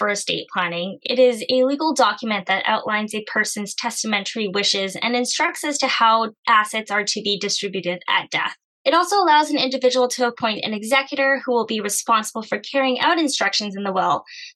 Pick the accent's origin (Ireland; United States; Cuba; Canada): Canada; I come from an Asian background, but I was born in Canada